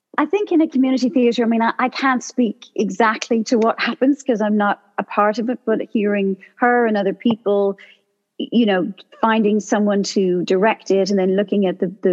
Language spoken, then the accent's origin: English; Ireland; I'm from Ireland